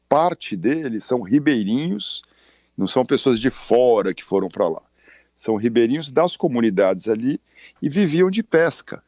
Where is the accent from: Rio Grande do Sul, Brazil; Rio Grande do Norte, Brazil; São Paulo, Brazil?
São Paulo, Brazil; moved away; also born or lived in Amazon region, Brazil; eu sou nascido em São Paulo, vim pra cá seis meses aqui, tô há trinta e quatro anos